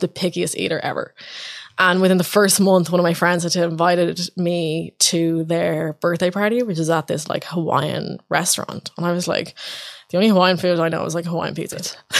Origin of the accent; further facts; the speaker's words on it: Ireland; also born or lived in New York; as an Irish person